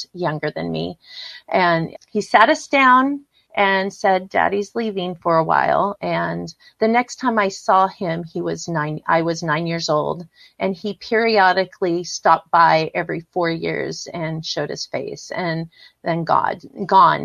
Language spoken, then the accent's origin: English; San Diego, California, United States; I'm actually grew up and born and raised in San Diego, California.